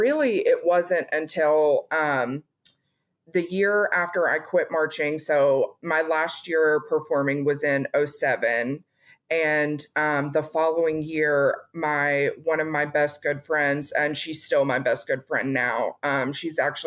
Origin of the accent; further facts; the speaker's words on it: Tennessee, United States; also born or lived in Atchison, Kansas; I grew up, I'm originally from Kansas, from Atchison, Kansas, but I went to elementary school. I started in the third grade in Tennessee. And so that's where I went to junior high and high school as well